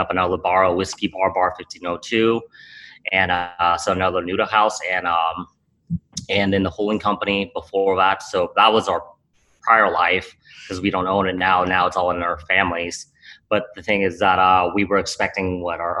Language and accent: English; Cambodia; moved away; I was born in Cambodia